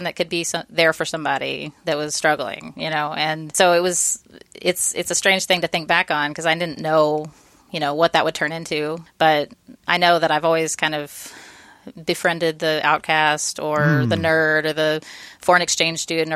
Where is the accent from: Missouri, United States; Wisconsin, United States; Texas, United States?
Texas, United States; Austin; also born or lived in Georgetown, Texas; I grew up here in Austin